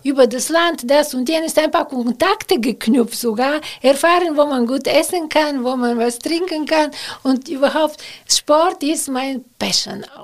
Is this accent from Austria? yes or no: no; Bulgaria; German is a second language; moved away as an adult; now in Cologne, Germany; dass ich aus Bulgarien komme